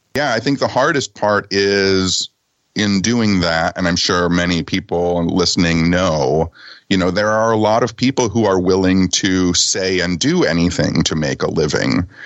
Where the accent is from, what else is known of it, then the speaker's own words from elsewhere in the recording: Detroit, Michigan, United States; I was a punk rock kid living on the outskirts of Detroit